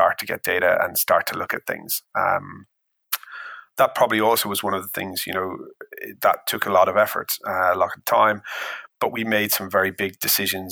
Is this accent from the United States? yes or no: no; Ireland; I'm Irish